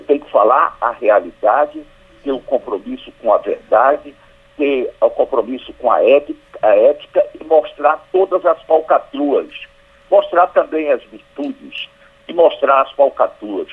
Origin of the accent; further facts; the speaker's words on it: Northeast Region, Brazil; accent: nordestino, matuto do sertão; now in Pernambuco, Brazil; mantendo meu sotaque nordestino, sotaque matuto mesmo do sertão